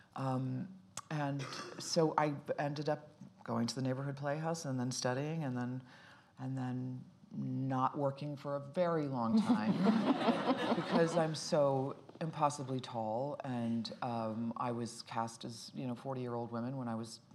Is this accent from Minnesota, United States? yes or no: no; Dayton, Ohio, United States; also born or lived in Boston, Massachusetts / Cincinnati, Ohio; Dayton, Ohio. I was born in Boston, Massachusetts, and then and w- grew up in Cincinnati and Dayton, Ohio